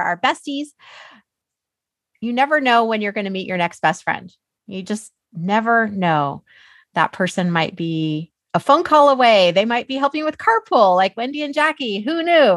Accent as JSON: {"language": "English", "town": "Fairbanks", "region": "Alaska", "country": "United States", "said": "We are from Fairbanks"}